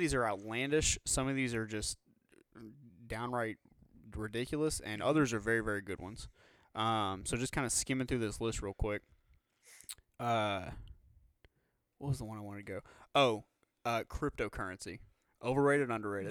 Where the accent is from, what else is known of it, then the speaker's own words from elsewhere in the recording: Louisiana, United States; we're from Louisiana